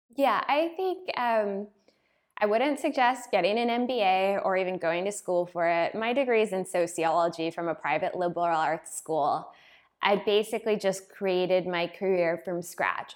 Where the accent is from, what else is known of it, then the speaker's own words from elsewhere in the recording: United States; moved away as an adult; now in Berlin, Germany; I'm from America